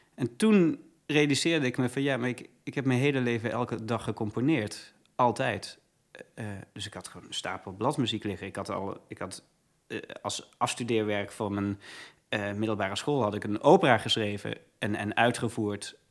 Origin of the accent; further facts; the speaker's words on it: Leiden, South Holland, Netherlands; also born or lived in Heerlen, Limburg; ik ben in Heerlen geboren. Eh, in 1985 was dat. En op mijn achtste ben ik naar Leiden verhuisd met mijn ouders samen